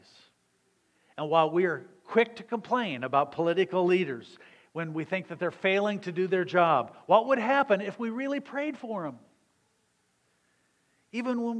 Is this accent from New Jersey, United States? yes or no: no; Southern Illinois, United States; moved away; I was growing up in Southern Illinois